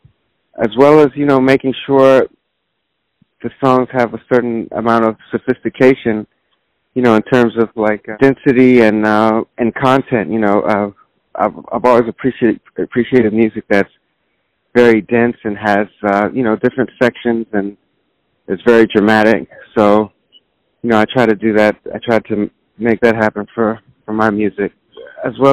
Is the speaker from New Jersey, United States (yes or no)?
no; Simi Valley, California, United States; moved away as an adult; also born or lived in Boston / New Orleans; now in New York, United States; I grew up in Los Angeles area, Simi Valley to be specific